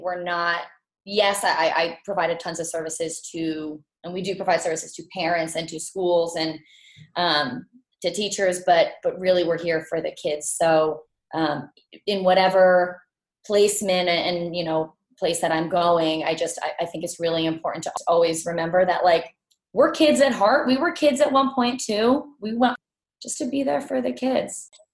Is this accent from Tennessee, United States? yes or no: no; Montville, New Jersey, United States; I'm from Montville, New Jersey